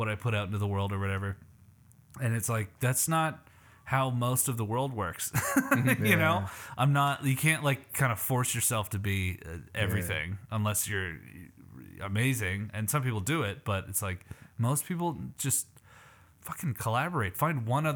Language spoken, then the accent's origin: English; Canada; now in Las Vegas, United States; I'm already Canadian